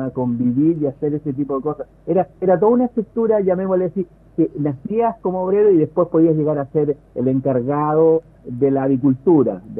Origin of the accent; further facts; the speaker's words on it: Santiago, Santiago Metropolitan Region, Chile; Mira, eh, yo soy santiaguino. Eh, mi familia eh, materna es de un pueblo muy cercano a Santiago, es Lampa.